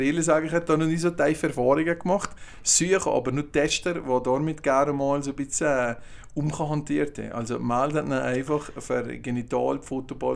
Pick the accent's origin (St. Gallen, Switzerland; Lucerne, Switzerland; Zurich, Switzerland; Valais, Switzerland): Valais, Switzerland; als Walliser